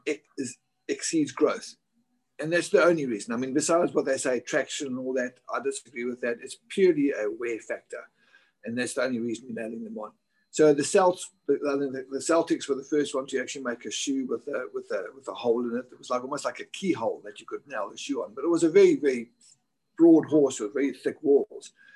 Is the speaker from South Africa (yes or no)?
yes; South Africa; moved away as an adult; also born or lived in Virginia, United States; now in Dubai, United Arab Emirates; when I was back in South Africa